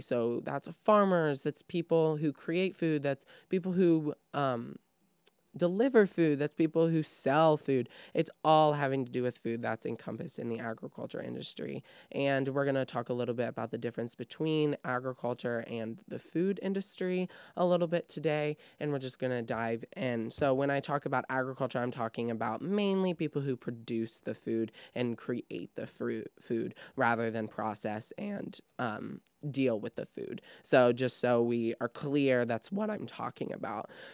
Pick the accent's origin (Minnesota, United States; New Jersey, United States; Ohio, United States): Ohio, United States; Trenton; I come from Trenton, Ohio, which is a very suburb, suburban place